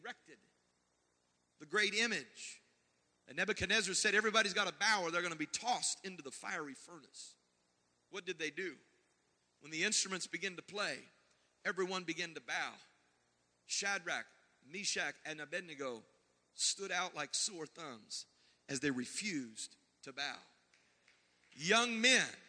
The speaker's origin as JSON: {"language": "English", "region": "the Bible Belt", "country": "United States", "tie": "born or raised there", "said": "I was raised in the Bible Belt in the 80s."}